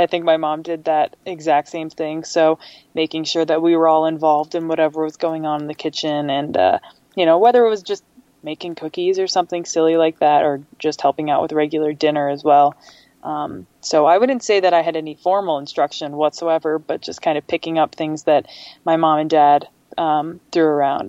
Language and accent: English; Nebraska, United States; So I grew up in Nebraska. We moved around a little bit. My dad was in the Army, so kind of moved around every few years growing up until we finally ended up in Nebraska for a while.